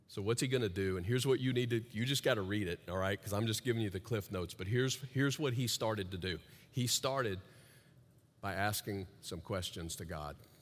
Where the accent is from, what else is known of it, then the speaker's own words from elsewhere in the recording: the South, United States; I grew up in the South, and apparently in the territory in the South where I grew up